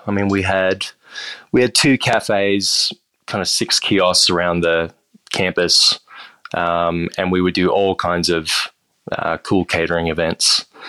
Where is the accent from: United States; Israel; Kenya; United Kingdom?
United States; Austin, Texas; moved away as an adult; also born or lived in Toronto, Canada; now in Australia; grew up in Austin, Texas, but uh, both of my parents were Australian, so they emigrated to Canada before I was born. I was born in Toronto, and then um, we made our way down to Texas a few years later